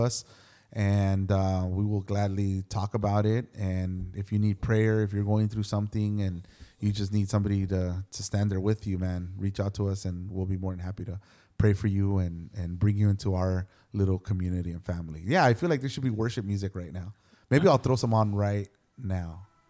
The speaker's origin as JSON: {"language": "English", "town": "Los Angeles", "region": "California", "country": "United States", "tie": "born or raised there", "said": "I grew up in Hollywood, and so I must have been. I think when we moved out of there, I was like thirteen or fourteen."}